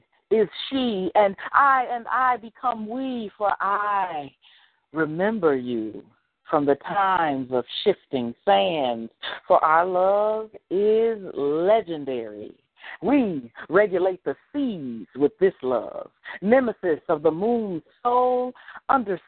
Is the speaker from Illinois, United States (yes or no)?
yes; Chicago, Illinois, United States; I'm from Chicago. I'm from Chicago